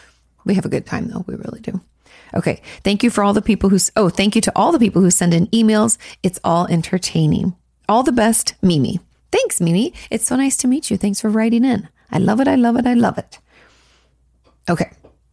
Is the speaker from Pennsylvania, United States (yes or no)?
no; New York, United States; I'm from New York. I'm 23. I come from an Orthodox Jewish family